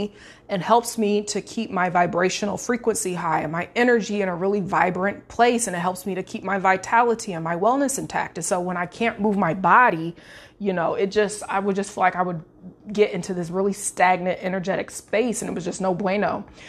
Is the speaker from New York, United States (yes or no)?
no; Illinois, United States; now in Florida, United States; I'm from Central Illinois. I now live in the Sunshine State in Florida with my husband and our boys.